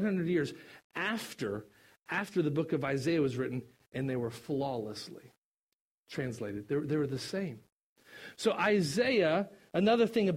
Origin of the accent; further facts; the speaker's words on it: Kentucky, United States; I'm from Kentucky.